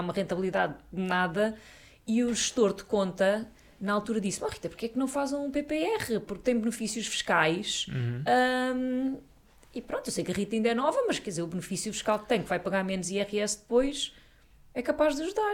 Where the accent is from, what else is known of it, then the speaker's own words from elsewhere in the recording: Sintra, Lisbon, Portugal; nasci a minha vida toda, vivi a minha vida toda na Serra das Minas